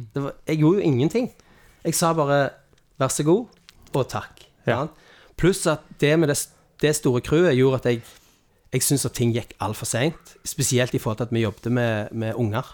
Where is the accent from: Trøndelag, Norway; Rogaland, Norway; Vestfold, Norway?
Rogaland, Norway; Stavanger; jeg kommer fra Carl Hammeren